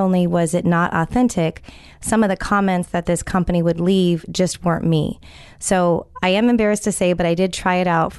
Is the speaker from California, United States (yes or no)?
yes; California, United States; I'm from California